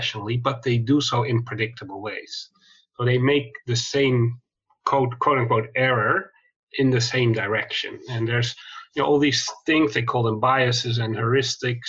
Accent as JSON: {"language": "English", "country": "Netherlands", "tie": "born or raised there", "also_born_or_lived": "Chicago, United States / London, United Kingdom", "moved": "as an adult", "lives_now": "Sydney, Australia", "said": "I grew up in Holland in Europe."}